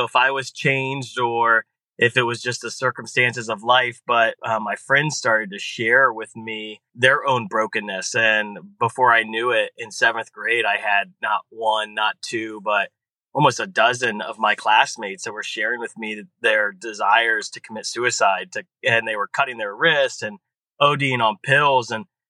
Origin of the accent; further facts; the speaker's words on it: Columbus, Ohio, United States; I grew up in Columbus and grew up in an amazing Catholic family.